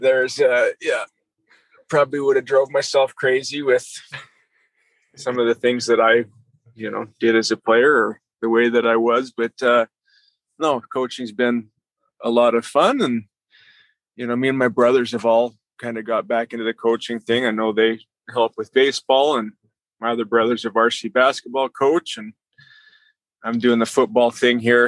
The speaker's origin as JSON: {"language": "English", "region": "Southern Alberta", "country": "Canada", "said": "good years in Southern Alberta"}